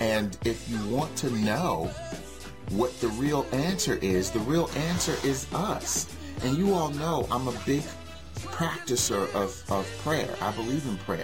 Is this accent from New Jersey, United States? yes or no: yes; Newark, New Jersey, United States; I grew up in Newark, and a great portion of the community was Muslim